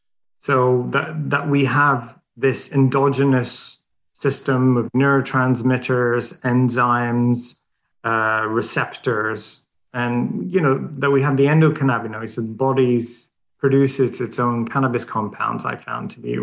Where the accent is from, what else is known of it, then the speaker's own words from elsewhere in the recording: Sweden; English is a second language; So I think it's a bit of a funny story because I'm Swedish. I grew up in Sweden